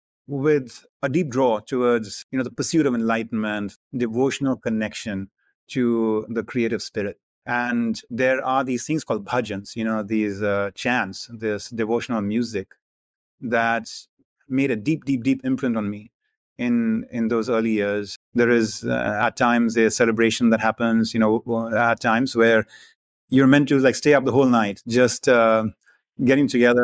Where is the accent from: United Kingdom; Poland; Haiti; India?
India; first language hi; English is a second language; So Hindi, which is my native language, a little smattering of Punjabi, which is kind of like a sister language, not too disparate from Hindi, and then English.